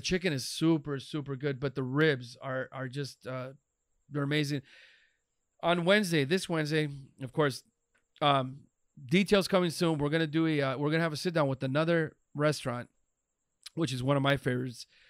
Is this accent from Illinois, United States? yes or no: no; Los Angeles, California, United States; born and raised in East L